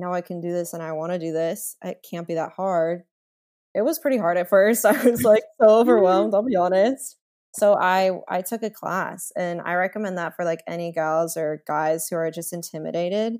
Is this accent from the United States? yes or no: yes; Las Vegas, Nevada, United States; moved away as an adult; now in Los Angeles, United States; I'm from Vegas